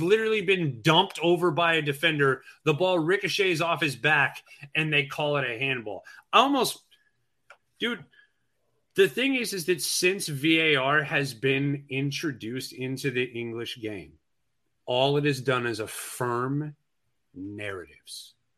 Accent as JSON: {"language": "English", "country": "United States", "said": "as an American fan"}